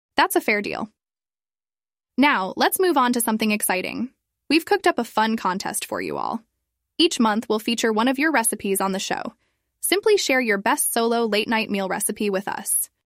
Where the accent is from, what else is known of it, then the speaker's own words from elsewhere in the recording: China; my hometown in China